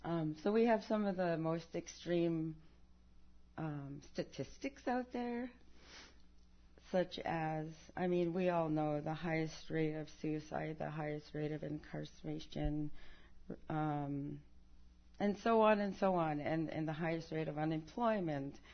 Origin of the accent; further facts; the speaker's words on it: Alaska, United States; first language Yupik; English is a second language; it's very important for me to tell it in the Yupik language, my mother language.